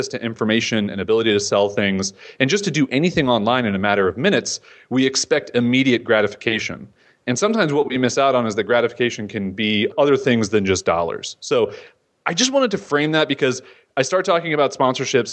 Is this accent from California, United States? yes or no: no; Florida, United States; I'm a nobody from Florida who lives in a beach town